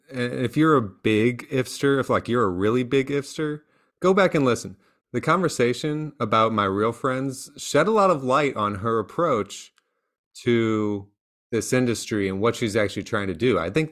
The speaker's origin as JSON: {"language": "English", "town": "St. Louis", "region": "Missouri", "country": "United States", "tie": "born or raised there", "moved": "yes", "lives_now": "California, United States", "said": "when I grew up in Missouri"}